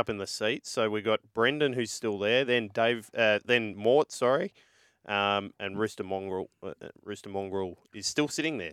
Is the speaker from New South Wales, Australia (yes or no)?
yes; Manly, New South Wales, Australia; I grew up in Manly